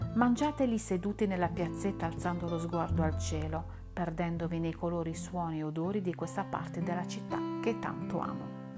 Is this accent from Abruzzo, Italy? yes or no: no; Bari, Apulia, Italy; io stessa che sono barese